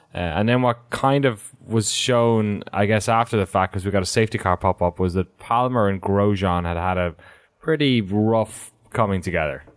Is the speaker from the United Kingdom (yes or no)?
no; Ireland; As an Irish person